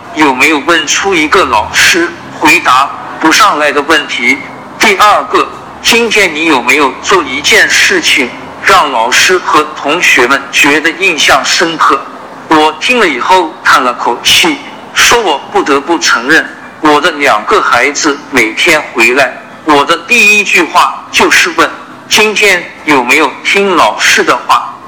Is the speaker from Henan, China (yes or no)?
yes; Zhumadian, Henan, China; moved away; also born or lived in Zhengzhou, Henan; 我出生在河南郑州，但成长在河南省驻马店